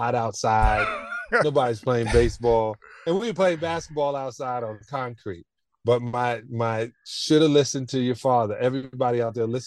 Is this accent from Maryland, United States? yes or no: no; New York City, New York, United States; I'm from Brooklyn, so going up to the Bronx was not a thing for me.